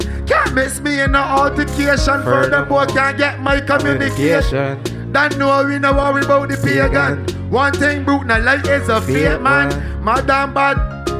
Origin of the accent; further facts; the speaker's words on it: Barbados; now in United States; Big up me island. I love Detroit and time we tell them. You know that, I'm from Barbados.